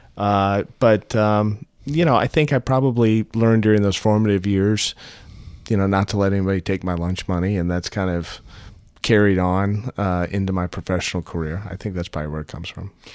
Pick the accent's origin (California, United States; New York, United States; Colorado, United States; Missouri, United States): Missouri, United States; St. Louis; also born or lived in Utah; when I was growing up in Saint Louis